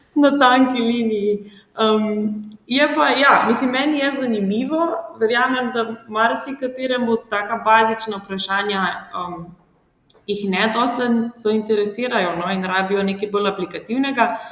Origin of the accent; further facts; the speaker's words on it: Črnomelj, Southeast Slovenia, Slovenia; prihajam iz Črnomla, um, tam sem tudi obiskovala gimnazijo